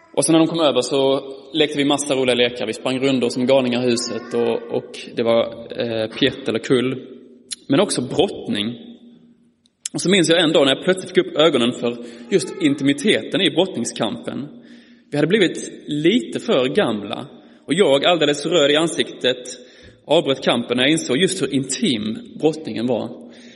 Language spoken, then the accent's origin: Swedish; Malmö, Skåne, Sweden; som ni anar på min dialekt är jag ifrån eh, Malmö, eller Skåne.